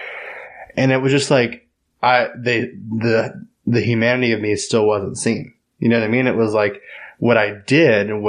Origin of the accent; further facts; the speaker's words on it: Tyler, Texas, United States; moved away; also born or lived in Los Angeles, California / San Francisco, California; I was born and raised in Tyler, but I used to live in California.